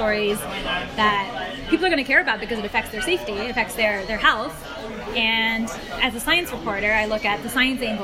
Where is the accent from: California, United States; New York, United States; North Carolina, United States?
California, United States; Bay Area; I grew up in the Bay Area